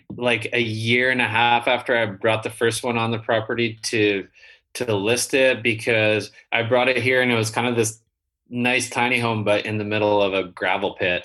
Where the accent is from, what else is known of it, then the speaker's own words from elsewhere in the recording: Canada; also born or lived in San Diego; I'm Canadian